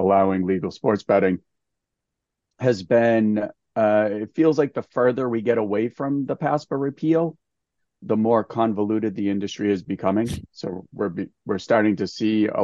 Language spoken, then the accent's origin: English; Massachusetts, United States; my home state of Massachusetts